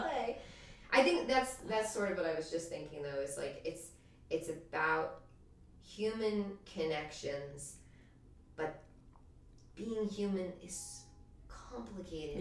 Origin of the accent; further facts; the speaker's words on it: Montclair, New Jersey, United States; also born or lived in Denver, Colorado; I grew up in Montclair, New Jersey